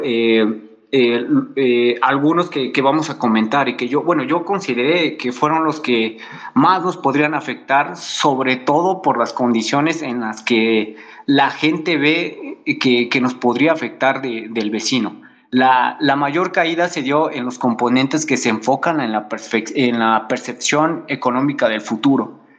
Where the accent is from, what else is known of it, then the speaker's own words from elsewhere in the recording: Mexico; nosotros como mexicanos